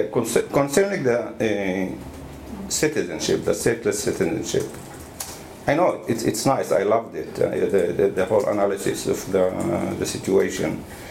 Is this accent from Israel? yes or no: yes; Galilee, Israel; now in East Jerusalem; I'm coming from the Galilee and I'm living in East Jerusalem, and when I'm in East Jerusalem, I'm more like a resident rather than a citizen